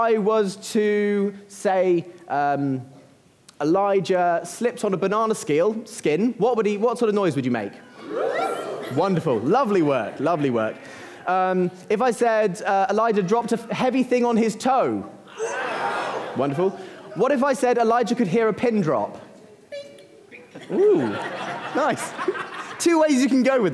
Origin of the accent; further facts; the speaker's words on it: Uckfield, South East England, United Kingdom; you're back in Uckfield for me.